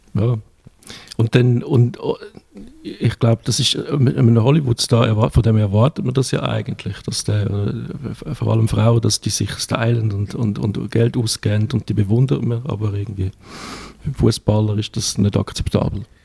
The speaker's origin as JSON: {"language": "German", "country": "Switzerland", "said": "wir sind Schweizer"}